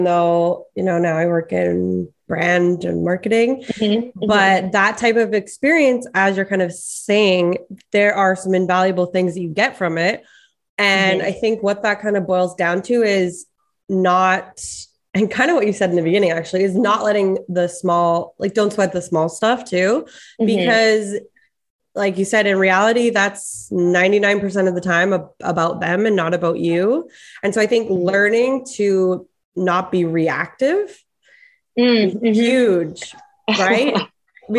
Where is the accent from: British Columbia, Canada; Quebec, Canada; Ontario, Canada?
British Columbia, Canada; Vancouver; I grew up in Vancouver, so yoga is very intertwined with the culture there